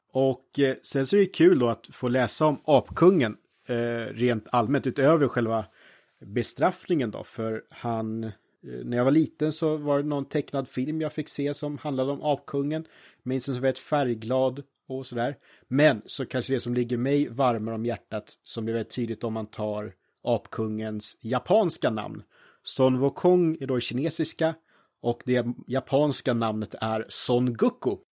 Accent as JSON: {"language": "Swedish", "town": "Norrtälje", "region": "Stockholm County", "country": "Sweden", "tie": "born or raised there", "said": "jag är ju från Norrtälje"}